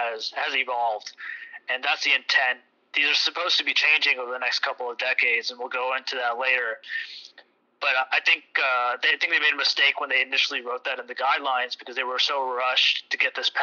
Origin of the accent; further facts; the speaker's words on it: New Jersey, United States; My partner and I were born and raised in the state